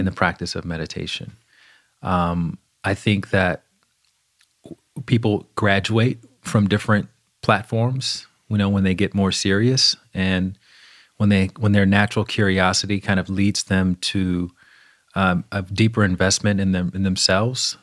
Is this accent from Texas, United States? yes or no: no; Alabama, United States; I grew up in the South, in Alabama.